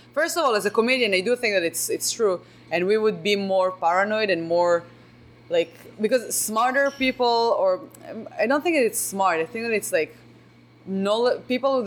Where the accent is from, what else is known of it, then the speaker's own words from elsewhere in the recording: Israel; English is a second language; now in Chicago, United States; I'm from Israel